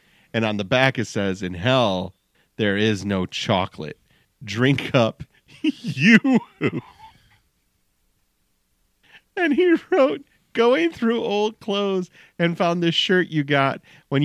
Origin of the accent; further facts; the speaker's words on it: Midwest, United States; we're from the Midwest